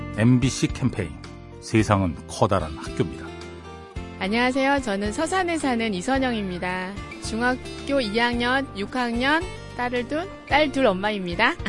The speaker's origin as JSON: {"language": "Korean", "region": "Chungcheong", "country": "South Korea", "said": "충청도에서 온"}